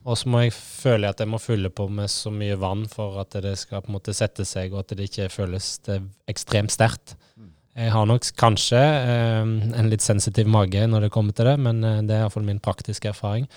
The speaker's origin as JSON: {"language": "Norwegian", "area": "Hardanger", "region": "Vestland", "country": "Norway", "said": "jeg er enkel gutt fra Hardanger"}